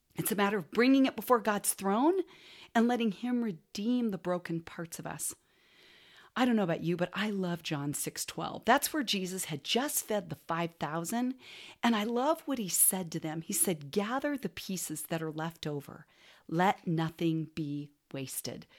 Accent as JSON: {"language": "English", "town": "Portland", "region": "Oregon", "country": "United States", "tie": "born or raised there", "also_born_or_lived": "California", "said": "when I was in fourth grade, we moved from California to Portland so my dad could go to Western Seminary"}